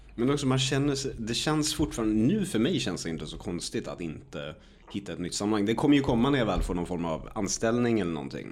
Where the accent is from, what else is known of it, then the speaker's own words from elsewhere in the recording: Örebro, Örebro County, Sweden; hemma i Örebro